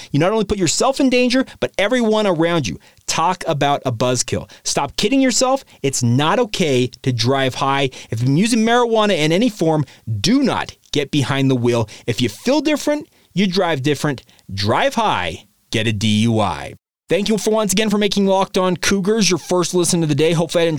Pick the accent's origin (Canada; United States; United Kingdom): United States; Orem, Utah; And trust me, I grew up in Orem, Utah.